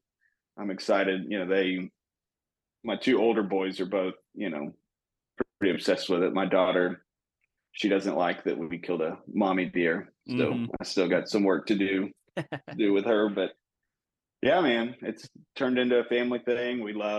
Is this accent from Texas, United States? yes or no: yes; Texas, United States; Born and raised in Texas. So new to all the Oklahoma stuff, but we have, we've been leasing land in Texas as long as I can remember.